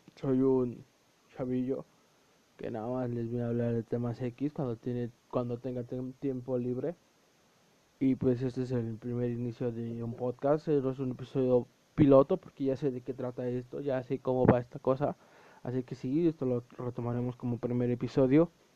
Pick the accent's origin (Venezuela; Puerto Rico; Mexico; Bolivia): Mexico; Puebla; soy un chavo de Puebla, de México